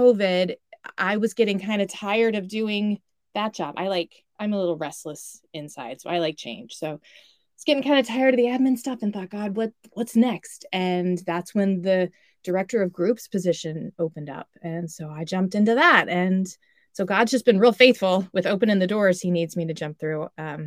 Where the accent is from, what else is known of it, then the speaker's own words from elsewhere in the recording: Dallas, Texas, United States; moved away as an adult; now in New Jersey, United States; me being a Texan born and raised in Dallas.